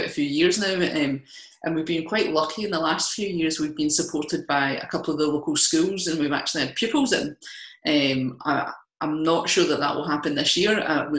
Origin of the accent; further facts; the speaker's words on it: Kilmarnock, Scotland, United Kingdom; I mean, I'm from Kilmarnock originally, not that I have the accent anymore, but I can put it on for you if you want.